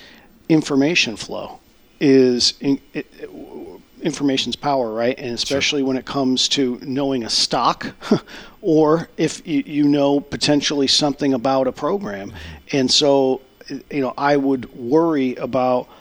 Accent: Connecticut, United States; now in Grand Forks, United States; I grew up in Connecticut

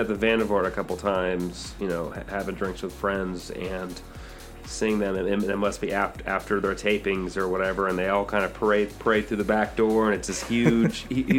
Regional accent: St. Louis, Missouri, United States; I mean, I'm coming from St. Louis. I've done a lot of traveling.

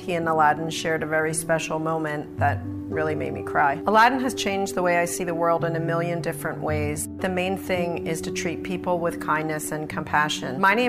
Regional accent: Haddonfield, New Jersey, United States; also born or lived in North Wildwood, New Jersey; I'm the mom of three boys, and I'm from Haddonfield and North Wildwood, New Jersey.

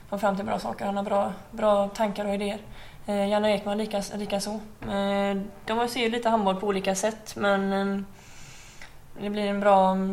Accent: Uddevalla, Västra Götaland, Sweden; moved away; Jag flyttade väldigt tidigt från ehm, Uddevalla och Kropps.

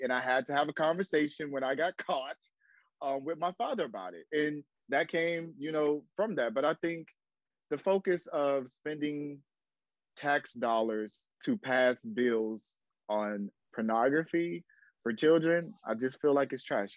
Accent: Jacksonville, Florida, United States; now in Atlanta, United States; I'm in Atlanta, Georgia, by way of Jacksonville, Florida. So I'm from Duval. So I'm a Southern boy

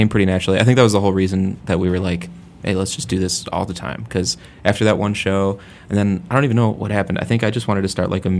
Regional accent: Lombard, Illinois, United States; We're all from Lombard.

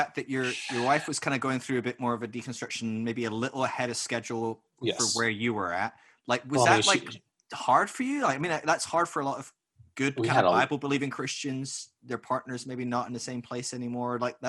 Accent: Scotland, United Kingdom; I'm Scottish

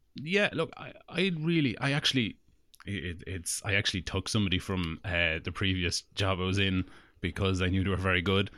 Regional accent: Longford, Leinster, Ireland; we're from Longford

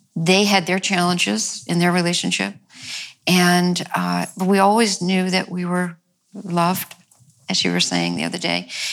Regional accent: New York, United States; also born or lived in The Bronx, New York / Long Island, New York / Italy (ancestry); I was raised in New York, mm-hmm. as you were, and in different parts in the Bronx and then Long Island

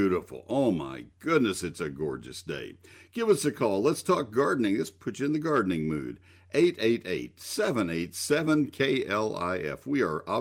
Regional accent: Texas, United States; I grew up in Texas, had a nursery when I was in high school

